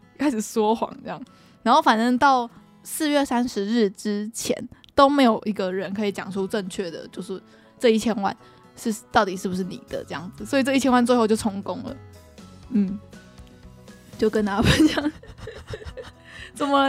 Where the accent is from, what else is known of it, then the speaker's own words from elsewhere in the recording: Taiwan; 我们台湾人